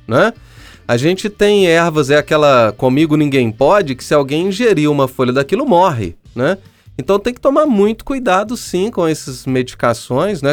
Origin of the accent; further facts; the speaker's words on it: São João del-Rei, Minas Gerais, Brazil; Eu sou de uma cidade histórica, sou de São João Del Rei, Minas Gerais